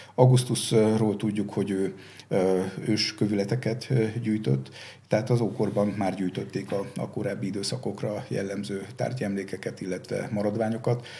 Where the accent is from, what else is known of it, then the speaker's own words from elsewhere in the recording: Szombathely, Vas, Hungary; én szombathelyen születtem, és szombathelyen nagyon sok római kori emlék van, és ezek nagyon kicsi koromban megragadták a fantáziámat